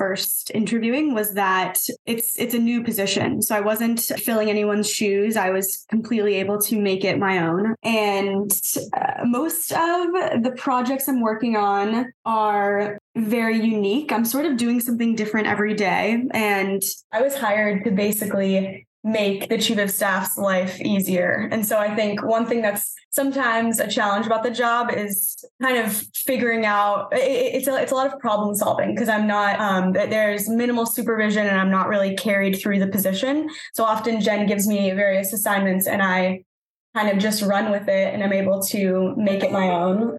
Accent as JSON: {"language": "English", "region": "New England", "country": "United States", "also_born_or_lived": "Los Angeles", "lives_now": "Boston, United States", "said": "I'm from the New England area originally"}